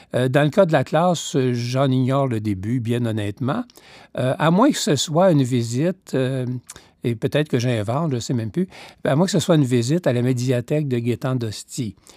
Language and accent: French; Quebec, Canada; moved away as an adult; also born or lived in Toronto, Canada / Victoria, Canada; je voulais bien revenir au Québec